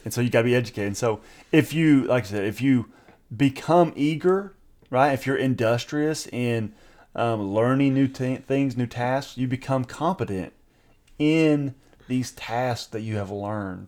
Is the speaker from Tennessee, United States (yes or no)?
yes; East Tennessee, United States; I grew up in East Tennessee, you know, and so in some of the small town